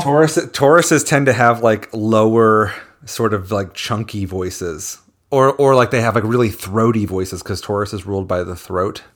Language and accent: English; Philadelphia, Pennsylvania, United States; I'm from Philadelphia